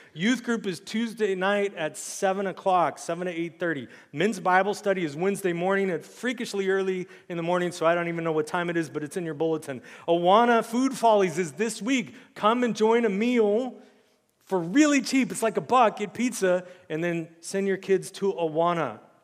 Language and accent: English; United States; as an American Christian